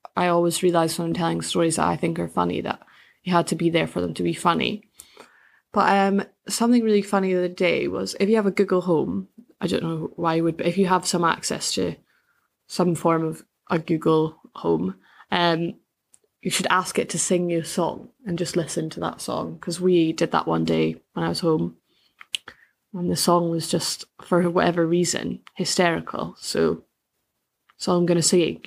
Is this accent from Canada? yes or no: no; Bankfoot, Scotland, United Kingdom; moved away as an adult; now in Edinburgh, United Kingdom; I grew up in a little village outside of Perthshire called Bankfoot